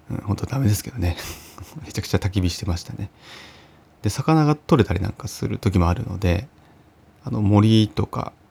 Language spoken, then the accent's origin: Japanese; Uonuma, Niigata, Japan; 私も出身がまあ魚沼なんで、まあ、でも北魚沼と南魚沼っていうふうに一応こうエリアが分かれてまして私は北の方なんですね。